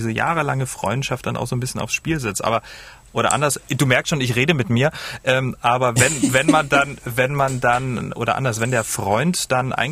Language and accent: German; Dresden, Saxony, Germany; Ich komme ja ähm, aus Dresden